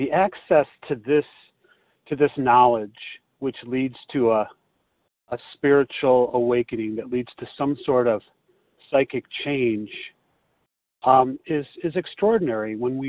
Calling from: Chicago, Illinois, United States; This is …, and I'm recovered today from Chicago.

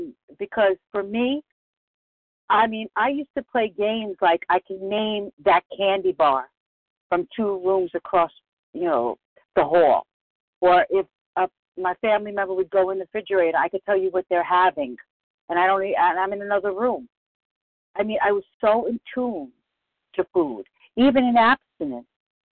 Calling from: Bronx, New York, United States; from the Bronx.

